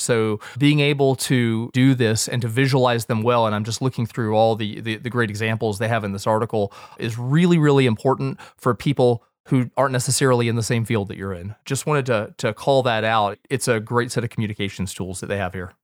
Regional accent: United States; as a Westerner and as an American with the biases inherent

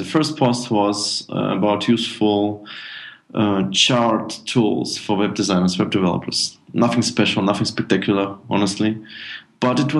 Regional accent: Minsk, Belarus; now in Germany; originally I'm from Minsk, Belarus, and my father moved to Germany in 2000, and I moved with him

